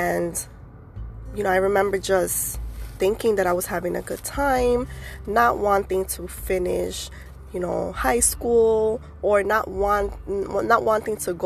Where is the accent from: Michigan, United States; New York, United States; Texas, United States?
New York, United States; New York City; I was born and raised in the Bronx